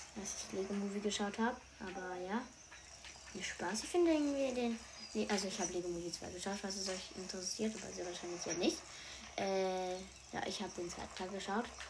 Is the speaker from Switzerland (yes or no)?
yes; Switzerland; first language Swiss German; Ich komme aus der Schweiz, aber ich spreche nicht so. Ich spreche, ich spreche so. Also ich spreche zu Hause Schweizerdeutsch